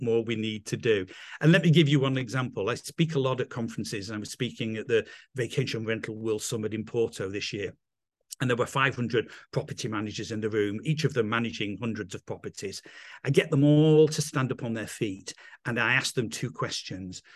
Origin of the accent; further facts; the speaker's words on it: England, United Kingdom; accent: English; moved away as an adult; also born or lived in London; now in Italy; I'm English, as you can probably tell from my accent